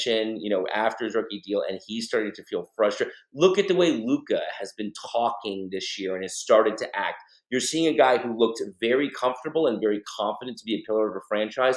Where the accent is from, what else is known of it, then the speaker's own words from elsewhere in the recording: Austin, Texas, United States; I grew up in Austin